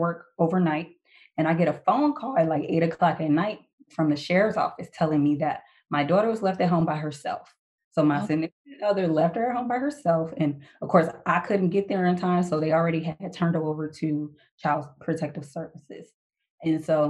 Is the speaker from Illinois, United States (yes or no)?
yes; Chicago, Illinois, United States; moved away as an adult; I'm originally from Chicago. So I joined out of Chicago at the age of 19.